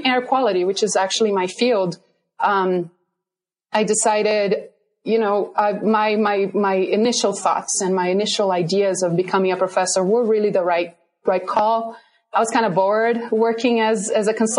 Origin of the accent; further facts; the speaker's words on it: southern Brazil, Brazil; English is a second language; moved away as an adult; also born or lived in Virginia, United States; now in Colorado, United States; I'm originally from Brazil, and I got my undergrad degree, my bachelor's in sanitary and environmental engineering in southern Brazil, actually in my hometown in southern Brazil.